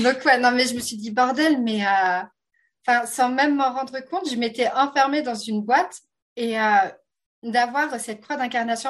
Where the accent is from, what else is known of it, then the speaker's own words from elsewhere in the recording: France; accent: French (France); à mon accent, vous vous rendez compte que je suis française de France